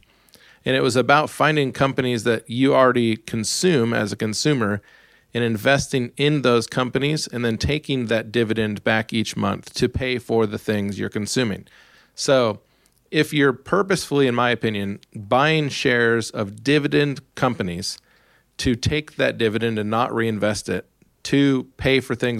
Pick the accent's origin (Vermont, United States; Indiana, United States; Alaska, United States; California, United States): Alaska, United States; you already said I'm from Alaska, you start at the top of the mountain with a small snowball